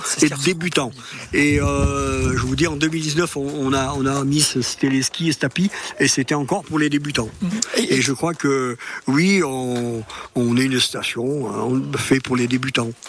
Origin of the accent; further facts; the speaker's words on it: Chastreix, Auvergne-Rhône-Alpes, France; je suis natif de Chastrey mm. euh, ça fait 70 ans que j'y habite